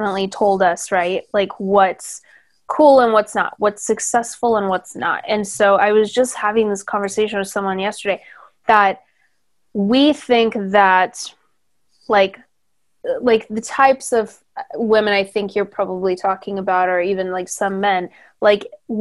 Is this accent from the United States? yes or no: yes; near San Diego, Southern California, United States; now in Los Angeles, United States; I grew up in Southern California, but near San Diego